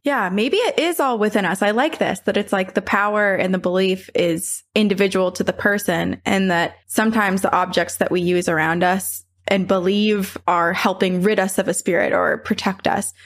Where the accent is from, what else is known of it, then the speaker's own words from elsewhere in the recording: Vermont, United States; my house growing up in Vermont, my parents built it